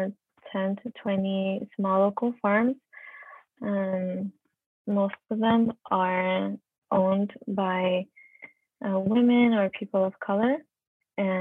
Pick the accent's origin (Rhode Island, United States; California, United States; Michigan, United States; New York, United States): California, United States; San Diego; a lot of us live in City Heights. We're from City Heights